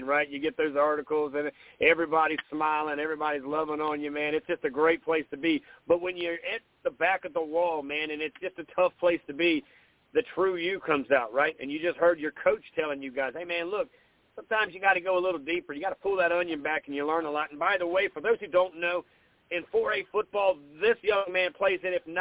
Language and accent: English; Grand Strand, South Carolina, United States; I grew up on the Grand Strand. I went to Sacastie many moons ago, 1997